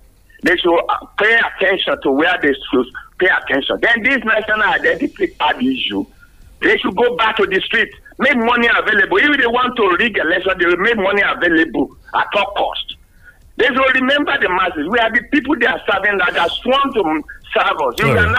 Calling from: Yaba, Lagos, Nigeria; From Yaba.

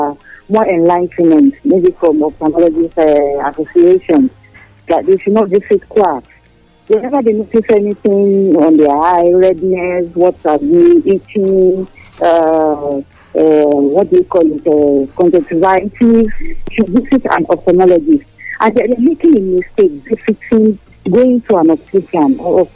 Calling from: Lagos, Nigeria; from Marina, Lagos.

